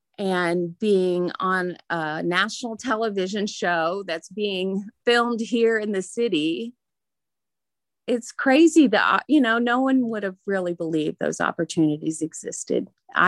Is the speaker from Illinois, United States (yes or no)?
no; Indiana, United States; I was raised in the Wabash Valley, and I'm just now realizing the beauty that surrounded me all the time.